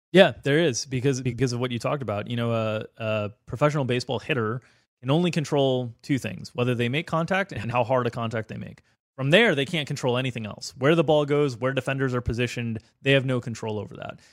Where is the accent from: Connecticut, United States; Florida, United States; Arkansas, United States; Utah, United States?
Florida, United States; South; I grew up in South Florida, and I'm from South Florida, but my family is from Chicago originally